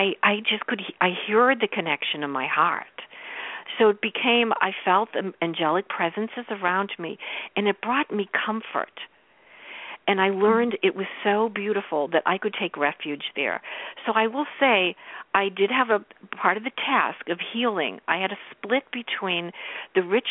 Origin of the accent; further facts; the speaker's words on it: Boston, Massachusetts, United States; I grew up in Boston.